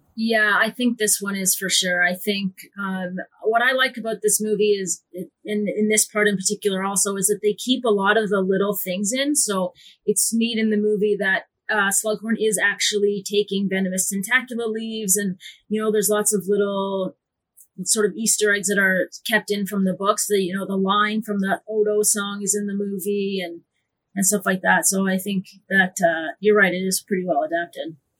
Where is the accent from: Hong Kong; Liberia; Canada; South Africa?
Canada; as a Canadian